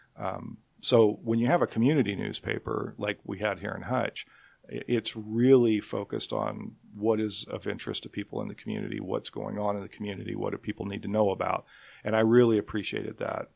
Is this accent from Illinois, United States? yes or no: no; Nickerson, Kansas, United States; I grew up in Nickerson